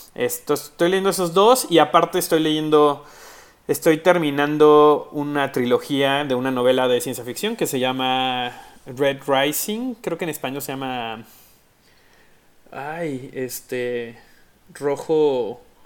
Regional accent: Tecomán, Colima, Mexico; now in Mexico City, Mexico; soy mexicano. Este, nací en el gran estado de Colima. Este, en un lugar que se llama Tecomán

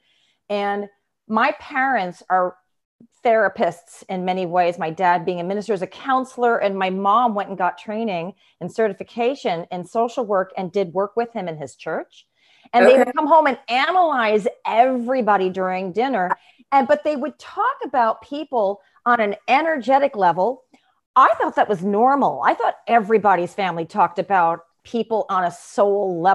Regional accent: Ishpeming, Michigan, United States; I was born in Ishpeming, Michigan, in the UP.

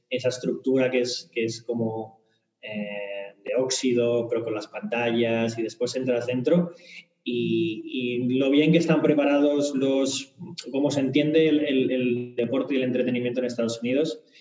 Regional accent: Barcelona, Catalonia, Spain; Eh, soy de Barcelona, eh, soy de Barça.

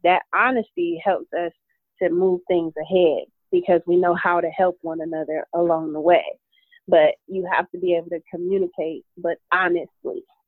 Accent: Detroit, Michigan, United States; now in Phoenix, United States; I am originally from Detroit, Michigan, but I live in sunny Phoenix, Arizona

